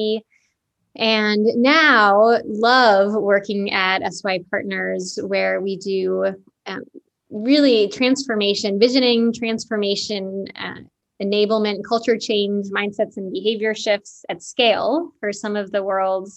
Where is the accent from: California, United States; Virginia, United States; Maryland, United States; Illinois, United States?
Illinois, United States; Chicago; I grew up in Chicago